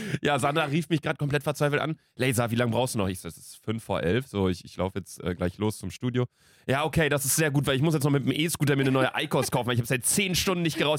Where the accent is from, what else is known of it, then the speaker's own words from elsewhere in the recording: Ostwestfalen-Lippe, North Rhine-Westphalia, Germany; bei uns Kleinstadt, OWL